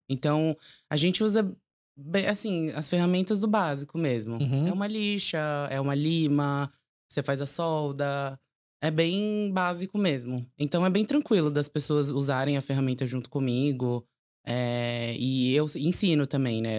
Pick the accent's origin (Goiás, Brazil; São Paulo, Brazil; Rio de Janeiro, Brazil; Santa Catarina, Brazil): São Paulo, Brazil; nasci e cresci em São Paulo